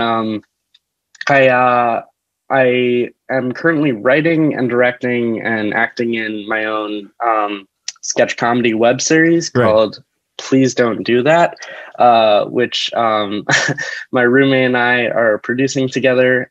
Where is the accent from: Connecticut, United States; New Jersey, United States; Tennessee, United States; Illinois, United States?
New Jersey, United States; moved away as an adult; now in New York City, United States; I am from New Jersey originally, and I've been living in the city for the past four years